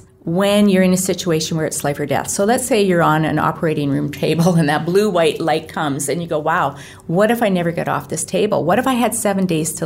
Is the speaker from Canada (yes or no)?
yes; Alberta, Canada; now in Ontario, Canada; I can't say as an Alberta girl that Ontario is at all like home. It's not. I still feel like home is there.